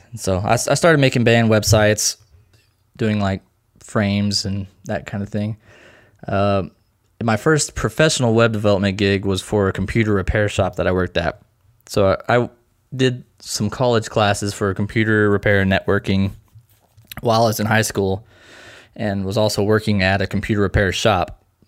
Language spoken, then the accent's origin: English; Lebanon, Missouri, United States; I'm from a small town called Lebanon, Missouri. Uh, it's right in the middle of the state